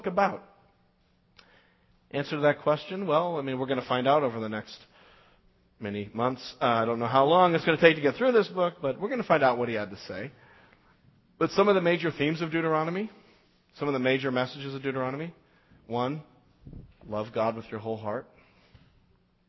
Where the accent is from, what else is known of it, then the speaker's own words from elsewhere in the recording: Las Vegas, Nevada, United States; I grew up in Las Vegas